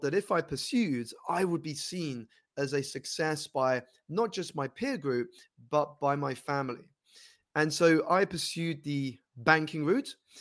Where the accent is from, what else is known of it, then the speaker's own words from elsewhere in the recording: London, United Kingdom; I grew up here in London, United Kingdom